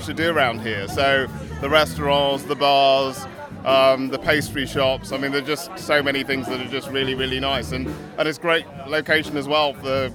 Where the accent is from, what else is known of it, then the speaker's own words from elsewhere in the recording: London, United Kingdom; So I grew up in West London, in Ealing.